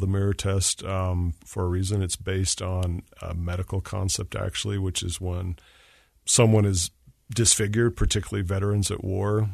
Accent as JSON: {"language": "English", "region": "Utah", "country": "United States", "moved": "as an adult", "said": "I wanted to get back west. I missed Utah. I'm from Utah."}